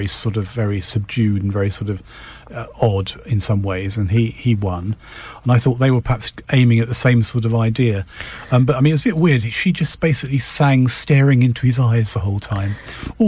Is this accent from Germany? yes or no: no; United Kingdom; we're British